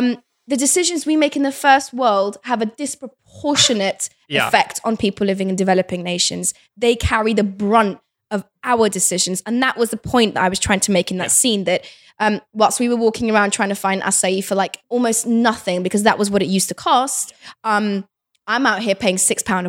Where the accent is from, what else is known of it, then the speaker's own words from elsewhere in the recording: Kabul, Afghanistan; born there; Look, I was born in Kabul, right? I'm a child of the Afghan war.